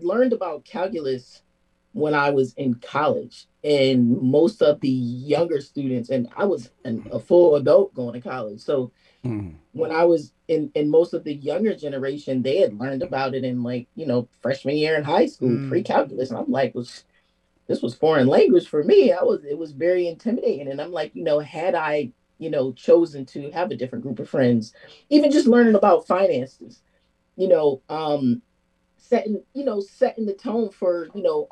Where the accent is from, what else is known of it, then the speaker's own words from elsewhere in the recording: New Haven, Connecticut, United States; growing up in New Haven